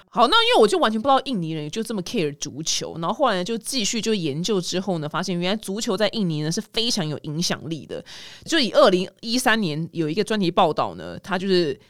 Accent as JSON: {"language": "Chinese", "region": "Taipei", "country": "Taiwan", "tie": "born or raised there", "said": "我自己是台北人，我是土生土长的，就是台北人"}